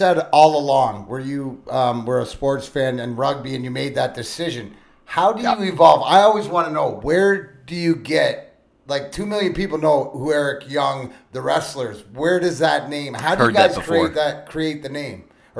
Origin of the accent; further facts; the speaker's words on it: Leamington, Essex County, Ontario, Canada; I'm from Lee. So you're Kent County, and I'm Essex County, or whatever like that.